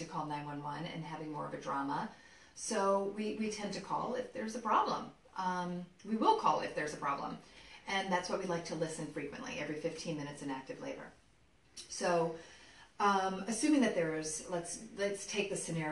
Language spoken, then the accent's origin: English; New York, United States; as a native New Yorker, New York is my hometown